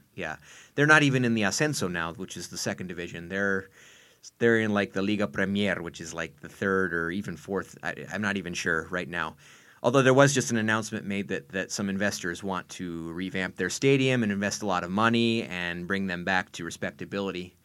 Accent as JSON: {"language": "English", "town": "Portland", "region": "Oregon", "country": "United States", "tie": "born or raised there", "also_born_or_lived": "Chicago", "moved": "as an adult", "lives_now": "Mexico", "said": "born and raised in Portland, Oregon, the suburbs of Portland, Oregon, U S"}